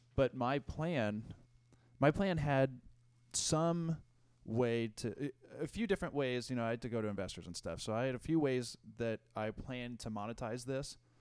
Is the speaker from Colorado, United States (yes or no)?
yes; Denver, Colorado, United States; I grew up in Denver